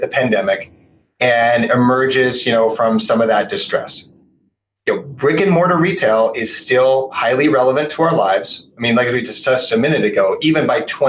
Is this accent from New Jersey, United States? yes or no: no; Portland, Oregon, United States; my hometown of Portland, Oregon